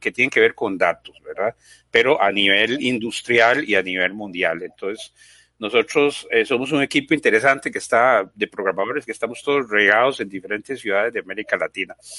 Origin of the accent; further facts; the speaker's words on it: Costa Rica; yo soy costarricense, eh, tengo 54 años